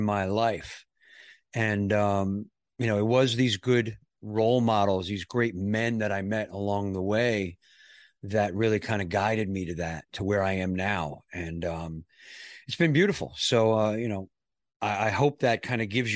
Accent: New York, United States; I grew up in New York

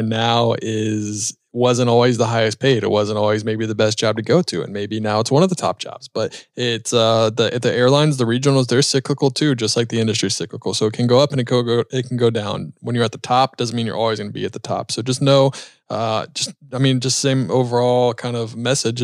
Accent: Charlotte, North Carolina, United States; That's my hometown

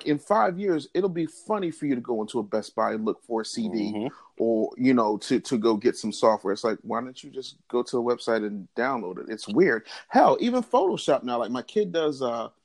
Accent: Philadelphia, Pennsylvania, United States; I came from Philadelphia, where I still live and reside

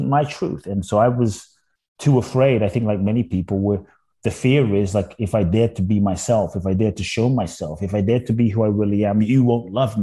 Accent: London, United Kingdom; born or raised there; also born or lived in Ghana

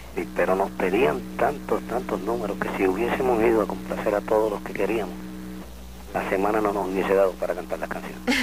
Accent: San Juan, Puerto Rico; Yo soy natural de Santurce, de Barrio Obrero.

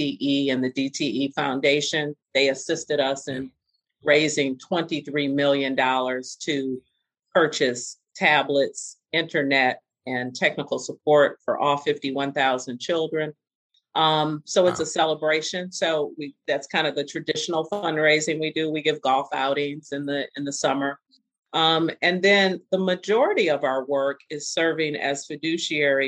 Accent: Detroit, Michigan, United States; I grew up on Burns and Warren. And I currently live on Jefferson.

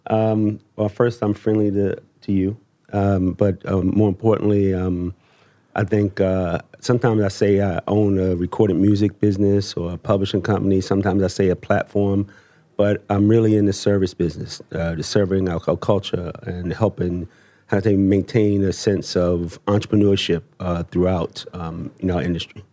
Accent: Baltimore, Maryland, United States; now I come from Baltimore

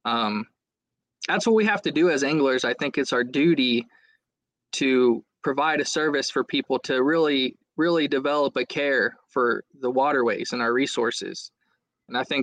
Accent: Southwest Ohio, United States; I'm originally from Southwest Ohio, lived, born and raised on the Great Miami River

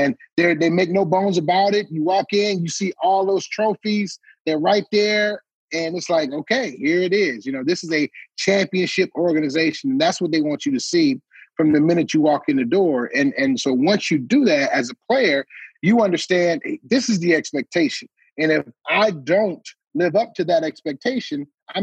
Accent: Detroit, Michigan, United States; we were in Detroit, my hometown

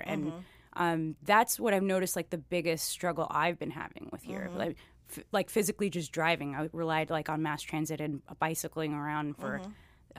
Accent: Miami, Florida, United States; moved away as an adult; But I am originally from Miami. My father's Cuban, my mom's American. Born, raised, and then left out of high school, and then now I'm here and practicing artist over in Little Haiti and Deering.

